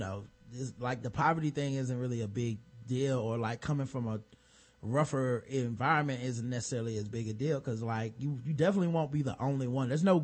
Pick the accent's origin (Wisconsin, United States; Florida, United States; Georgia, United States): Georgia, United States; Atlanta; because I grew up in Atlanta, right down the street from the Atlanta University Center, it was the first time I was in a majority white environment.